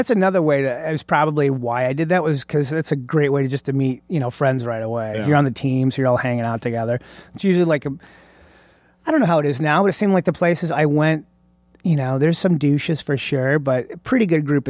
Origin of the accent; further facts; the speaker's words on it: Oscoda, Michigan, United States; So, I lived in Oscoda, Michigan, which is, way north.